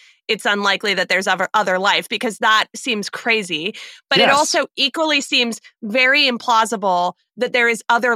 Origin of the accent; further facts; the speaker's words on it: Arizona, United States; my home state